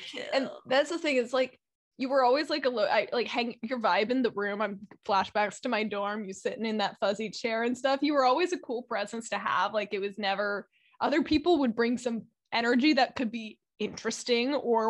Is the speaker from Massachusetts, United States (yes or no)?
no; Alameda, California, United States; also born or lived in Oakland; I was born in Oakland, but I went to Alameda High School. So I'm going to go with Alameda.